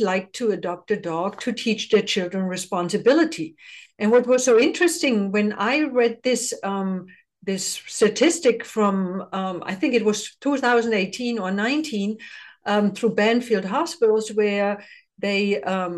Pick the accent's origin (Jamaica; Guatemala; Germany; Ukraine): Germany; now in United States; I come from the Eastern Bloc, just like you. So in East Germany, never had a dog. I was not allowed to get a dog